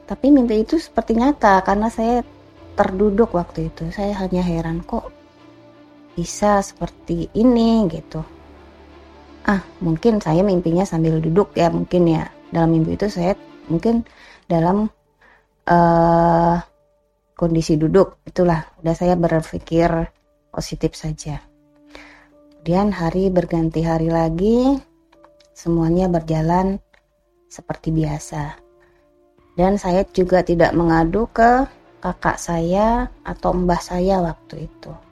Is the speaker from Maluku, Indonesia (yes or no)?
no; Balikpapan, East Kalimantan, Indonesia; also born or lived in Yogyakarta; Saya asli Jogja, cuma berasal dari Kalimantan Timur, Balikpapan, karena orang tua saya bekerja di Balikpapan. Dari kecil sampai SMA, saya tinggal di Balikpapan, lalu melanjutkan kuliah atau kembali pulang ke kampung halaman saya Jogja.